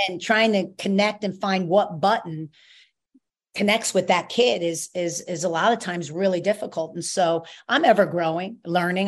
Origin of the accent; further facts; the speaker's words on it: New York, United States; now in Rhode Island, United States; I'm a New Yorker.